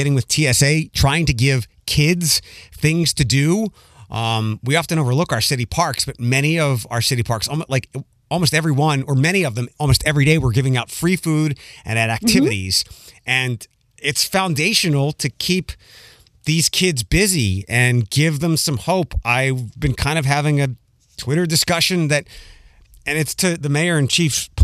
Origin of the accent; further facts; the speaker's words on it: Philadelphia, Pennsylvania, United States; now in Toledo, United States; I'm originally from Philadelphia